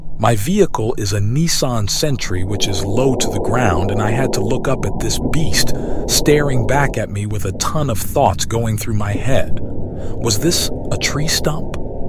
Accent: New York City, New York, United States; 1973 is when I was born, and autism wasn't even a thing talked about growing up in New York City.

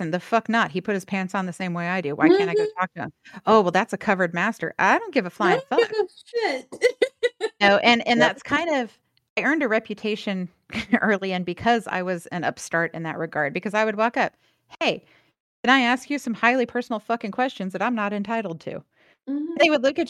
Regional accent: the South, United States; now in Los Angeles, United States; growing up in the South

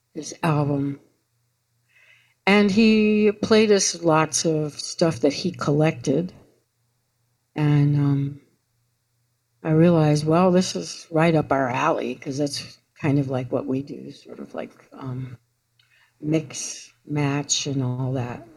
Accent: New York City, New York, United States; moved away as an adult; I was raised in New York

